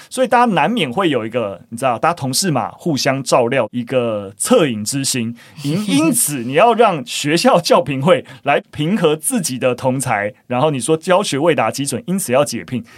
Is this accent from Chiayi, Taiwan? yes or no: no; Gongliao, New Taipei, Taiwan; moved away; 我老家在共聊啦，那平常当然是没有住在共聊，就是我是在共聊的那个草岭古道上面的萧家庄，就是长大，所以，哦，听到是共聊国小，就，哦，有一点温暖，但我完全没有念过共聊国小